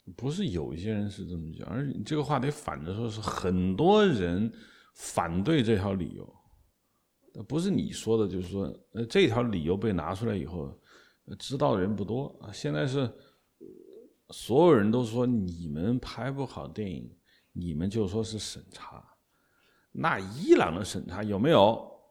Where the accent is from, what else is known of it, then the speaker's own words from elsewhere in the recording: China; 因为我们中国人没有拿过